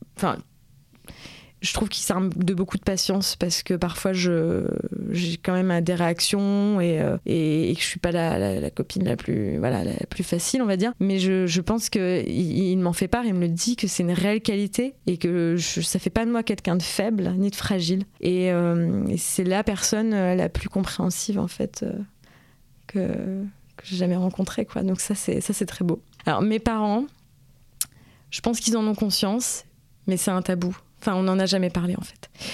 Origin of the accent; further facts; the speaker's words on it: France; moi, en tant que Française